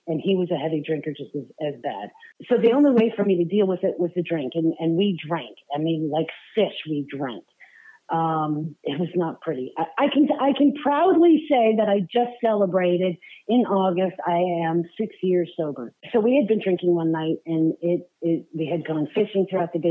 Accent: Allentown, Pennsylvania, United States; moved away as an adult; also born or lived in Florida; now in Knoxville, United States; I spent 26 years in um, Pennsylvania, just outside of Philly, Allentown

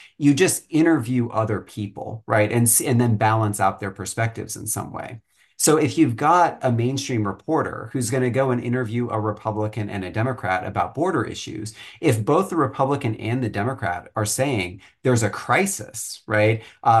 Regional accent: Flower Mound, Texas, United States; I grew up in Flower Mound, Texas, which is north of Dallas, and when I grew up there, it was a very, very white community.

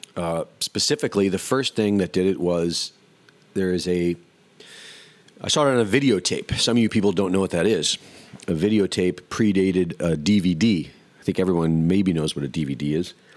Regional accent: Cleveland, Ohio, United States; moved away; also born or lived in Jersey City; I grew up in Cleveland

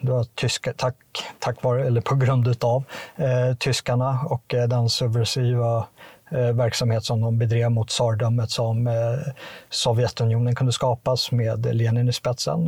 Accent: Sweden; som, som svensk

